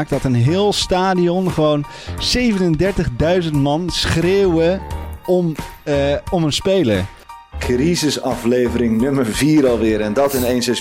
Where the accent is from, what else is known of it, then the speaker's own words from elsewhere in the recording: Haarlem, North Holland, Netherlands; now in Eindhoven, Netherlands; Ik kom uit Haarlem, ben daar geboren. Eh, inmiddels woon ik in Eindhoven.